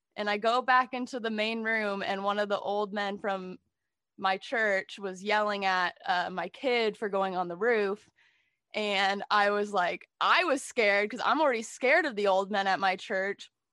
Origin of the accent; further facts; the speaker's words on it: San Jose, California, United States; I was born in San Jose, California, um, family of five. I'm the middle child, um, and we grew up going to a very conservative evangelical church